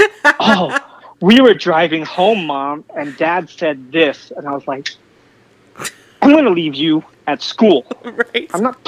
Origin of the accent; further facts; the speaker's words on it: San Francisco, California, United States; moved away as an adult; now in Sacramento, United States; I grew up in San Francisco. I've driven in San Francisco my whole life, so I just moved to Sacramento